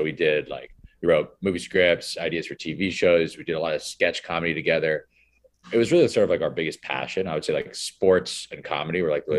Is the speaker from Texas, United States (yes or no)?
no; Greenwich, Connecticut, United States; We all grew up together in Greenwich, Connecticut. It's a town outside of New York City, sort of a commuter suburb town.